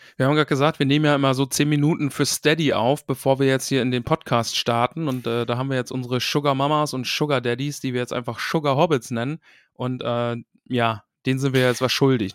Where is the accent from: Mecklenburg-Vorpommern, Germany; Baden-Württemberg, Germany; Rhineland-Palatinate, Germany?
Mecklenburg-Vorpommern, Germany; a few kilometres from Stralsund; Das ist quasi ein paar Kilometer weiter weg von mir gewesen, wo ich groß geworden bin